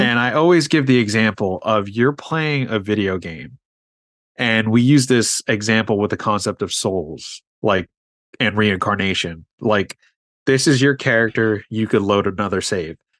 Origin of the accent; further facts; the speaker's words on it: New York City, New York, United States; I grew up in New York City